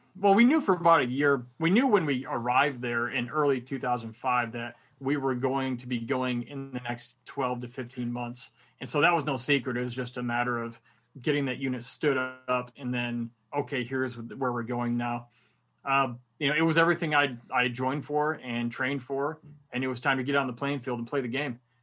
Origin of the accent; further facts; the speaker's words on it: Michigan, United States; moved away; also born or lived in Miami / Korea; I'm originally from Michigan, so I was very used to the cold.